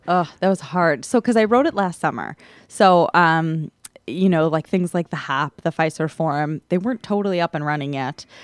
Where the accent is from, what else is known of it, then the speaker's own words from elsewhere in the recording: Milwaukee, Wisconsin, United States; I was born and raised in Milwaukee